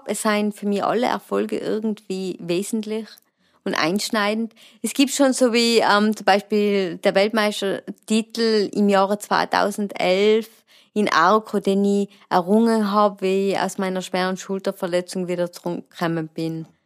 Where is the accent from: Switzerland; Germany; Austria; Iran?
Austria; Imst, Tyrol; ich komme aus der Region Imst und betreibe das Klettern mit Leidenschaft.